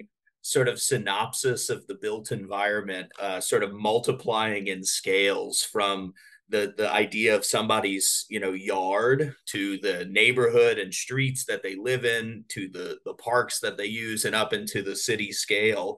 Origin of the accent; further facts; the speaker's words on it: Baton Rouge, Louisiana, United States; I grew up in Louisiana in a very typical sort of suburban fabric